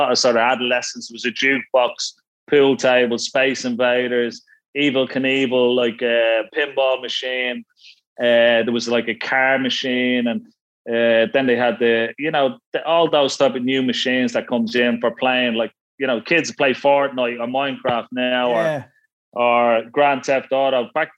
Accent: Ranelagh, Leinster, Ireland; Well, I tell you, Ranelagh was a wonderful place. I mean, at Ranelagh at one stage, I had like three snooker clubs in it, you know.

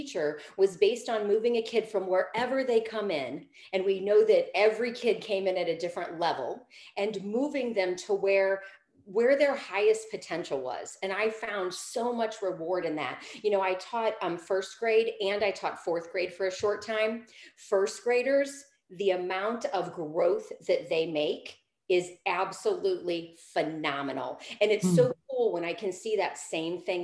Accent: St. Louis, Missouri, United States; moved away as an adult; also born or lived in California / Colorado; now in St. Louis, United States; So I grew up in Missouri. I grew up in the St. Louis metropolitan area

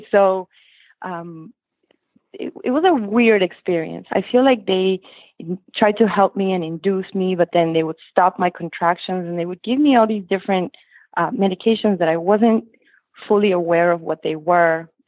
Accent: Lima, Peru; now in Weston, United States; So we're from Lima, Peru in South America. We moved to the States in the early 90s um, and we just landed in weston florida

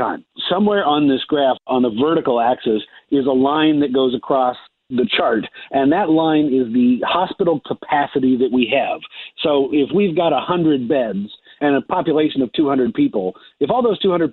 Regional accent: Seattle, Washington, United States; my hometown of Seattle

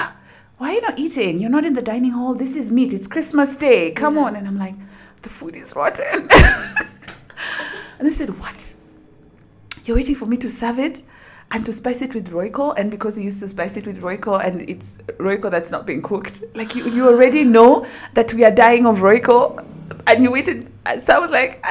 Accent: Nairobi, Kenya; I'm from Nairobi, Kenya

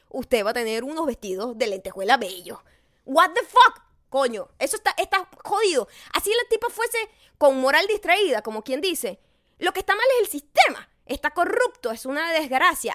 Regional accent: Venezuela; moved away; en mi país

